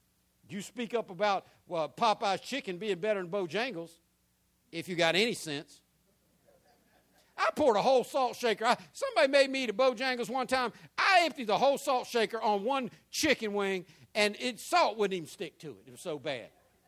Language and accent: English; Jacksonville, Florida, United States; also born or lived in San Diego, United States / England / Norfolk, United States; I was born in San Diego, California. I went to kindergarten, first, second grade in England. When we came back to America, went in Norfolk, Virginia, and Oceana, and moved to Jacksonville when I was 11 years old.